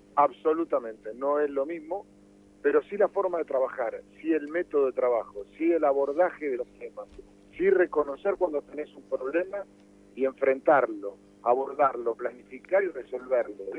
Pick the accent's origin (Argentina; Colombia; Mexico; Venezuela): Argentina; nosotros, como argentinos